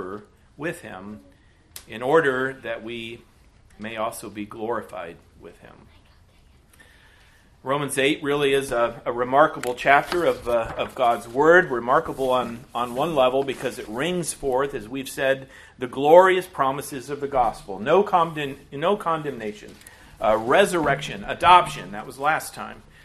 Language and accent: English; United States; As American Christians in the 21st century